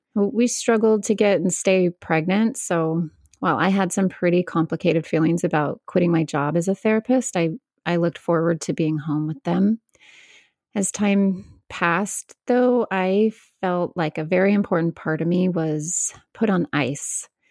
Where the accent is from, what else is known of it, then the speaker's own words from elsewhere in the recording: Northern California, United States; I grew up mostly in Northern California with just my mom